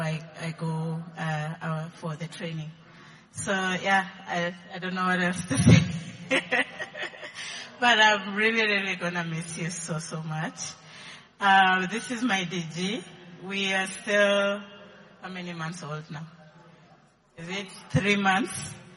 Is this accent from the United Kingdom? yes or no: no; Eldoret, Uasin Gishu County, Kenya; moved away; I come from Eldoret